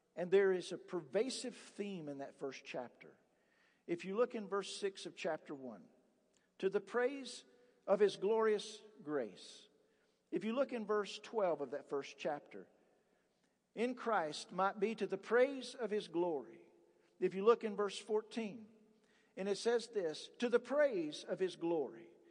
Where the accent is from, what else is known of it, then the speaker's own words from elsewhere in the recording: Appalachia, United States; I grew up in the Appalachian area